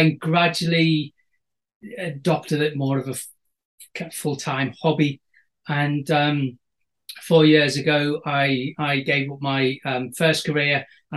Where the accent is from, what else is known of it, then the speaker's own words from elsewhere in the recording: Wirral Peninsula, North West England, United Kingdom; now in Northumberland, United Kingdom; I was brought up on the Wirral Peninsula, so we're surrounded by salt water on three sides.